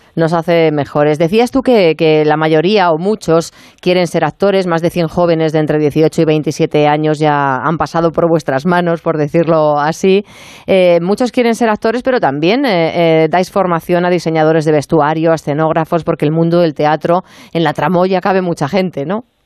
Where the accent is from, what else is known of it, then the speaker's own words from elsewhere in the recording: Madrid, Community of Madrid, Spain; accent: Madrid; tenemos el acento de aquí de Madrid